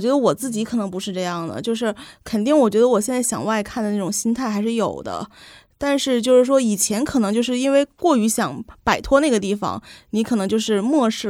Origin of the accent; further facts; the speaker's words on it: Northeast China, China; moved away; 作为一个东北人，有很多话要说，就是就是因为就是因为也在外面读书很很久，然后又工作